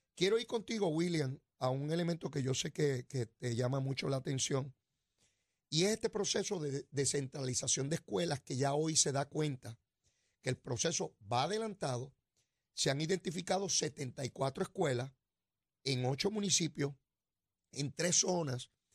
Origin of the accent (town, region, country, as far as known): Puerto Rico